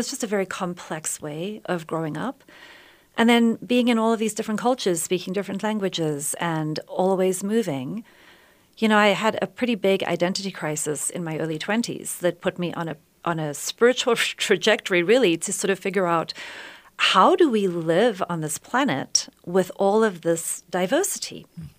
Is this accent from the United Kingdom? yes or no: no; South Africa; so yes, I was born in South Africa many, many years ago. I'm a white South African.